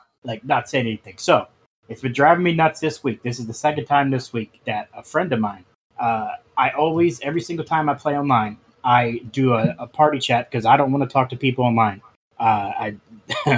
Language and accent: English; Baltimore, Maryland, United States; I grew up in Baltimore City